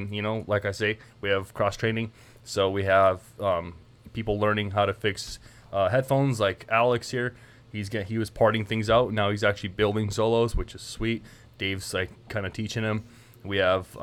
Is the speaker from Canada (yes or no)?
yes; Canada; moved away; I'm from Canada, so I have a lot of jokes and a lot of terms and terminology, like cranking darts